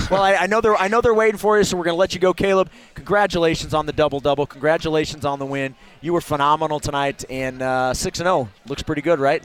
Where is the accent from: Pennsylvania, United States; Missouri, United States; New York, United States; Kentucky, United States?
Missouri, United States; moved away; the Show Me State my home state of Missouri